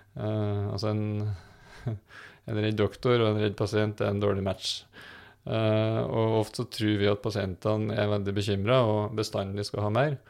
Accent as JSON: {"language": "Norwegian", "region": "Trøndelag", "country": "Norway", "moved": "yes", "lives_now": "Fredrikstad, Norway", "said": "om du bor i Nord-Trøndelag, der jeg kommer fra"}